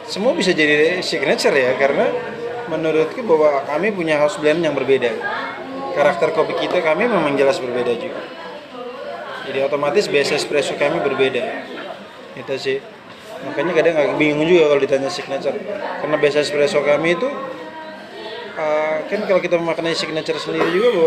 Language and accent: Indonesian; East Nusa Tenggara, Indonesia; Jadi itu dua kopi yang menurut walaupun saya orang Flores, kami punya kopi juga yang terkenal Manggarai dan Bajawa.